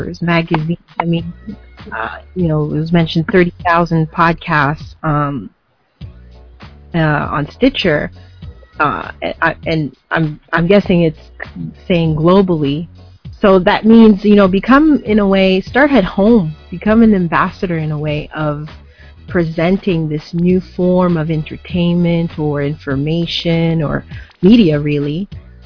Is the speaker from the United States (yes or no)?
no; Canada; also born or lived in Montreal; as Canadians